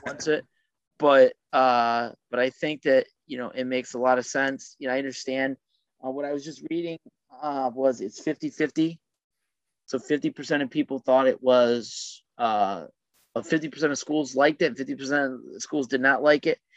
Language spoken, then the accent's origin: English; Ohio, United States; moved away; I grew up in Ohio